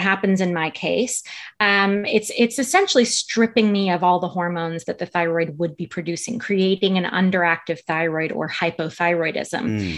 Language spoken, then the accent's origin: English; United States; my home country of the U S